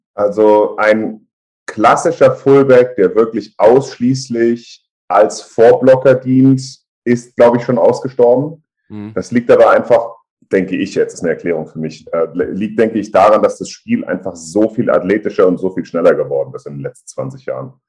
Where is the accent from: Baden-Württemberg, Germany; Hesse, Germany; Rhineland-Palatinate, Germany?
Hesse, Germany; Frankfurt am Main; also born or lived in Bad Homburg / Kalbach; ich bin in Frankfurt geboren im April zweiundachtzig, bin dann eigentlich auch mein ganzes Leben immer in Frankfurt oder um Frankfurt rum aufgewachsen, groß geworden, hab dort gelebt